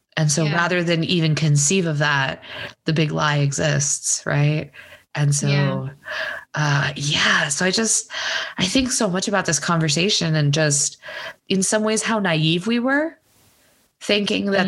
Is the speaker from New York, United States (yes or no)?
no; Texas, United States; I grew up in Texas